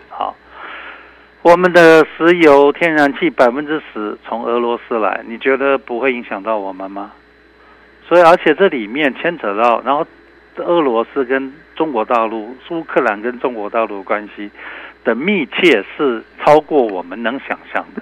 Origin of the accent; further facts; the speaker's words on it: Taiwan; 身为台湾人